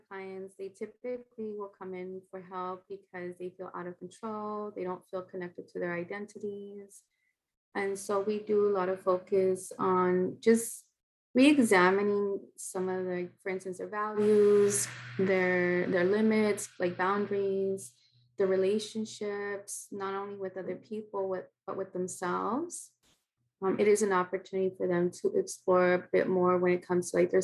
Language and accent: English; San Antonio, Texas, United States; moved away as an adult; now in Los Angeles, United States; I am from San Antonio, Texas. I live in Los Angeles